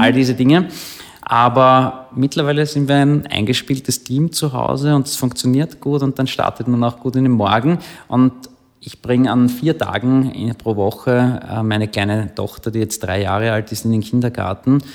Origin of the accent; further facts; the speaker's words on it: Klosterneuburg, Lower Austria, Austria; Ich bin in Klosterneuburg aufgewachsen